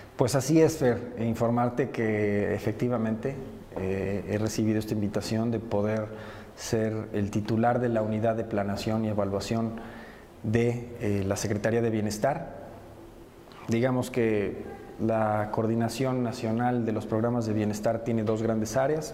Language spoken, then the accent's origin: Spanish; Puebla, Mexico; poblano nací y poblano me moriré y, yo me considero más poblano que, que cualquier poblano. Yo, yo aquí me he desarrollado toda la vida